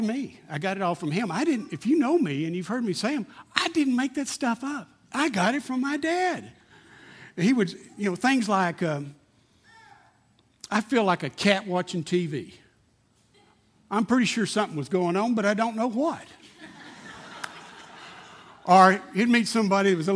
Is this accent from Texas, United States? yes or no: yes; Odessa, Texas, United States; I grew up in Slodessa, and I didn't realize at the time it was a very bigoted city, typical small town in Texas, back in the 60s